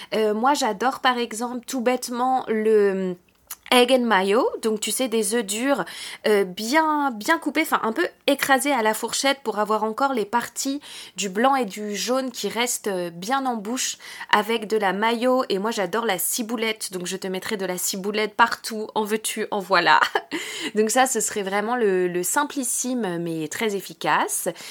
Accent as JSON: {"language": "French", "country": "France", "said": "chez nous en France"}